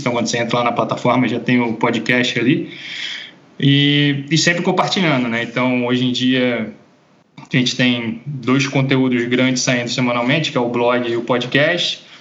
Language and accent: Portuguese; Rio de Janeiro, Brazil; moved away as an adult; also born or lived in Norway; ser brasileiro